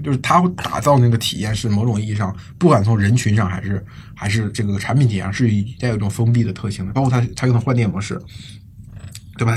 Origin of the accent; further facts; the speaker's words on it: China; 我们中国人